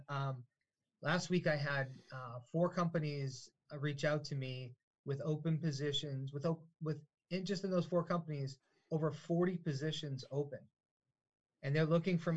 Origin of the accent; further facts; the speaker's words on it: Manchester, New Hampshire, United States; I'm from Manchester. We had the mill buildings here